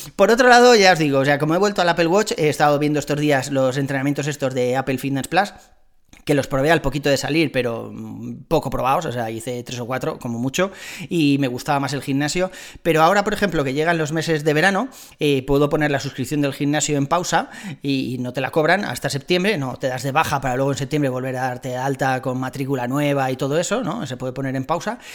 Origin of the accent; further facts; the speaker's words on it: Spain; Somos españoles